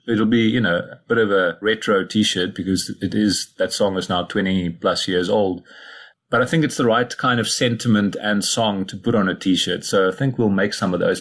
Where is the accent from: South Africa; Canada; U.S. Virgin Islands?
South Africa; Cradock, Eastern Cape; also born or lived in Somerset East; I was born in Kruiddok in the Eastern Cape, went to school in Somerset East nearby.